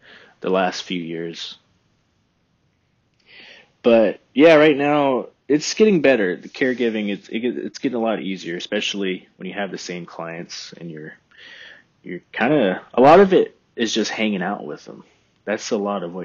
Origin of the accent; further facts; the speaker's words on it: Texas Hill Country, United States; moved away as an adult; now in Oregon, United States; I love where I'm from. You know, the Hill Country